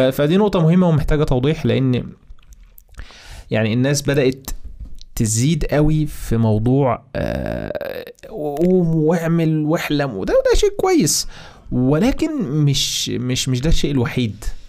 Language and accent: Arabic; Egypt; عندنا في مصر